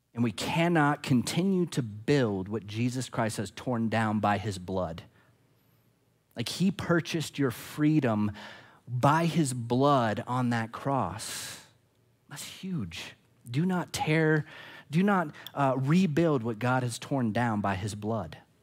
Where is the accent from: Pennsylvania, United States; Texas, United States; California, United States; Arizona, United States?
Arizona, United States; I'm not an American first. I'm not an Arizonan first